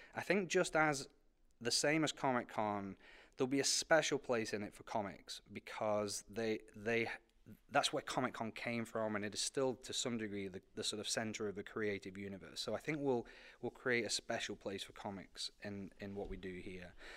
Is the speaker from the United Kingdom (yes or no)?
yes; United Kingdom; moved away as an adult; now in United States; I came from Britain